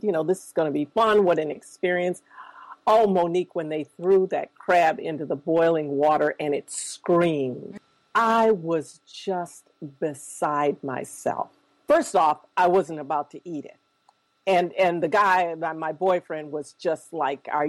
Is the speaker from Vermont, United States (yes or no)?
no; Minneapolis, Minnesota, United States; I grew up here in Minneapolis